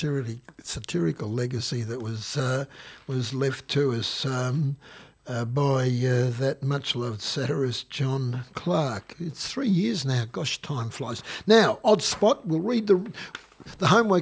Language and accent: English; Gippsland, Victoria, Australia; we come from Gippsland. I said, look, we've lived here all our lives.